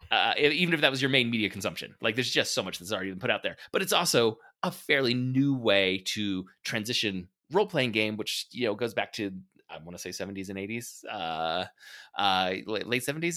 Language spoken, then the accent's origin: English; United States